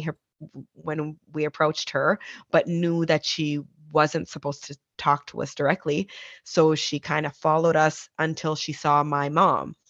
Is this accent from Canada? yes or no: yes; Nova Scotia, Canada; We were born and raised in Nova Scotia, Canada